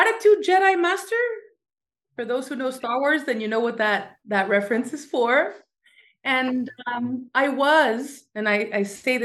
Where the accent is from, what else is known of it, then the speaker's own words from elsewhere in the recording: Montreal, Quebec, Canada; moved away as an adult; now in Crete, Greece; I was born in Montreal, Canada